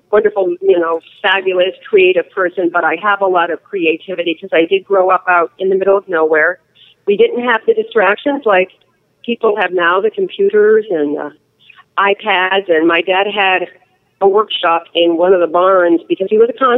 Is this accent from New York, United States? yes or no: no; Litchfield County, Connecticut, United States; also born or lived in California; now in Arizona, United States; I grew up in Litchfield County, Connecticut, and it was a beautiful place to grow up